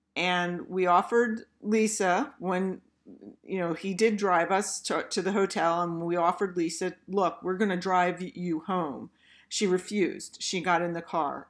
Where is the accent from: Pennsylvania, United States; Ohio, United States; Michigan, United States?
Pennsylvania, United States; Philadelphia; we're from Philly